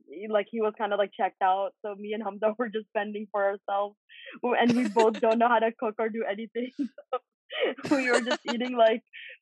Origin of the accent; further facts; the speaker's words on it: Canada; But thankfully, because I'm also Canadian, so I was able to go to Canada, and then from Canada I went to England.